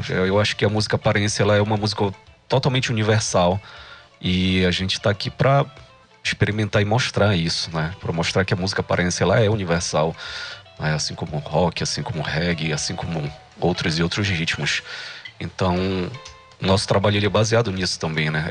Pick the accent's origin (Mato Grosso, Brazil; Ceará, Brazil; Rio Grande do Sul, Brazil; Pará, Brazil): Pará, Brazil; accent: paraense; nosso sotaque ele é paraense